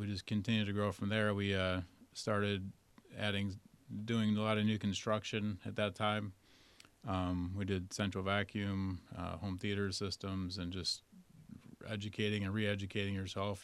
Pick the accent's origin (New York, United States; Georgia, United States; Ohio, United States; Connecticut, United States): New York, United States; Rochester; moved away as an adult; I'm originally from Rochester, New York